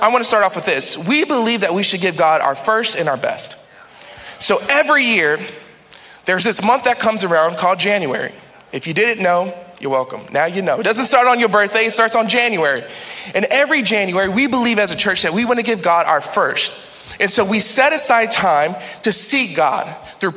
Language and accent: English; Texas, United States; now in New England, United States; I'm from Texas